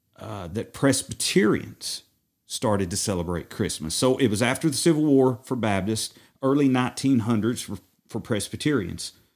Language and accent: English; Madisonville, Tennessee, United States; I'm originally from Madisonville, Tennessee, born and raised, been here my whole entire